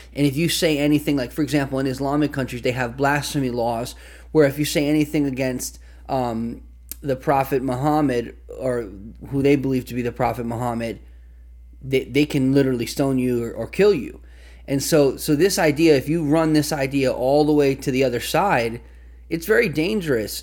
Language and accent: English; United States; as an American